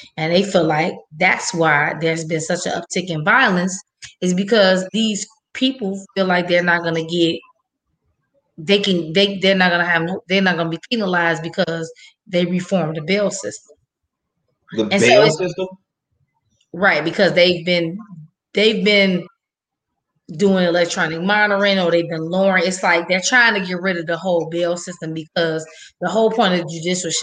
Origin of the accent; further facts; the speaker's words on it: Chicago, Illinois, United States; I'm from the West Side